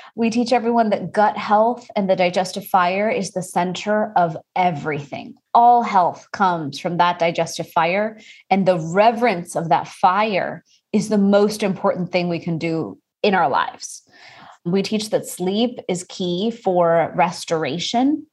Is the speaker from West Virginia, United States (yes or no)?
no; Houston, Texas, United States; I am Indian and I was born and raised in Houston, Texas